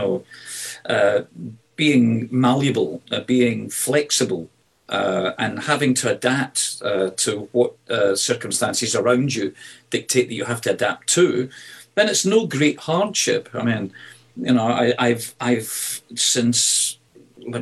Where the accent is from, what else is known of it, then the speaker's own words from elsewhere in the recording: Glasgow, Scotland, United Kingdom; moved away; Glasgow, you know, my hometown. I don't live in Glasgow anymore, but my hometown where I was born and brought up is a beautiful, rough and ready city